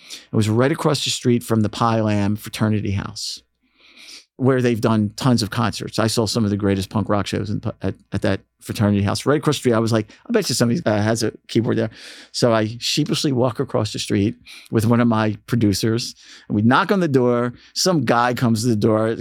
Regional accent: Philadelphia, Pennsylvania, United States; growing up in Philly, I mean, the sound of Philly had has probably had musically, as a fan, the most impact on me.

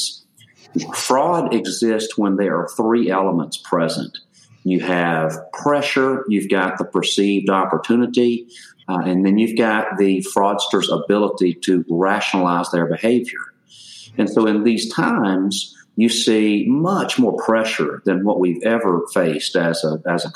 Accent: Louisiana, United States; moved away as an adult; also born or lived in Texas; now in Dallas, United States; I was born and raised in Louisiana, and so it took me about 25 years to get out of that state

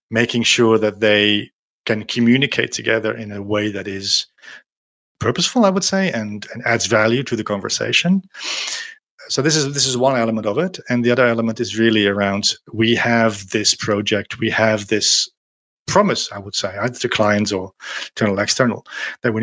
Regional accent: Netherlands; moved away as an adult; now in France

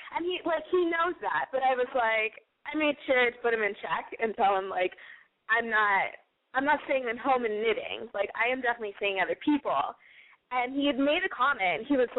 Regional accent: San Antonio, Texas, United States; now in Chicago, United States; I'm from San Antonio, home of the Alamo.

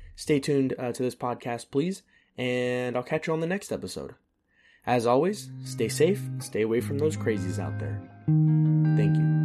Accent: United States; moved away as an adult; as long as I can stay an American citizen and not live in America

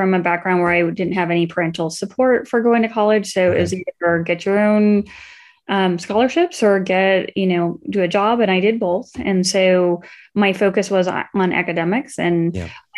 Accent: Arizona, United States; also born or lived in Iowa; from Iowa originally, but I moved to Arizona when I was four.

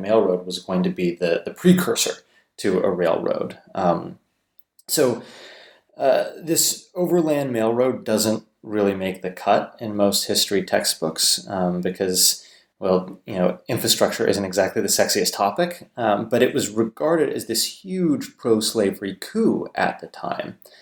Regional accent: Southern California, United States; moved away as an adult; now in Durham, United Kingdom; I was born and raised in Southern California

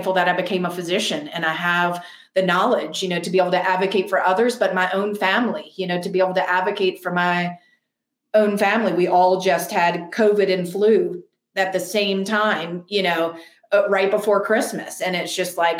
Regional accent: New Orleans, Louisiana, United States; I grew up 4 generations in New Orleans

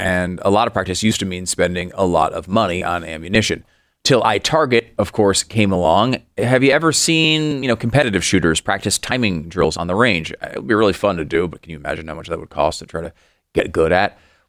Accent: Northeast, United States; I understand that it's different culture than when I grew up in the East Coast, the Northeast.

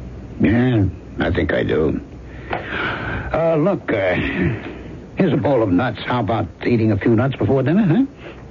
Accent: San Francisco, California, United States; now in Brooklyn, United States; Oh, no, me. I'm an American. Born and bred. San Francisco.

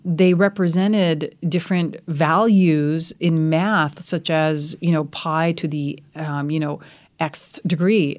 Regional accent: United States; also born or lived in rural India; now in India; I'm very, very fortunate to be a part of two cultures. I love being an American

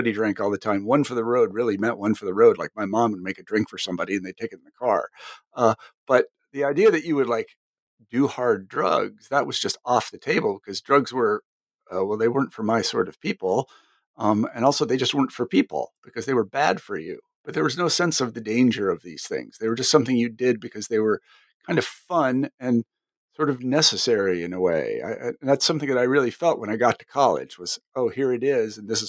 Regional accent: Kansas, United States; I mean, my experience was I came from Kansas, and granted, Kansas is not like every place else.

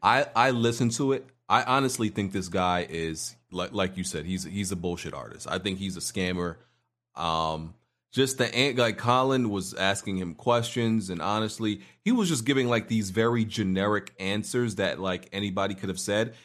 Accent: New York City, New York, United States; there was no irregular at my school growing up in Brooklyn

